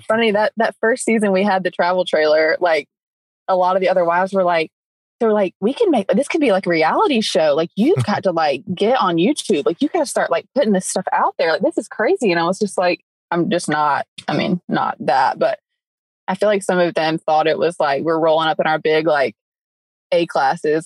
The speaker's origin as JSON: {"language": "English", "region": "upstate South Carolina", "country": "United States", "moved": "as an adult", "said": "We're both from South Carolina, upstate South Carolina"}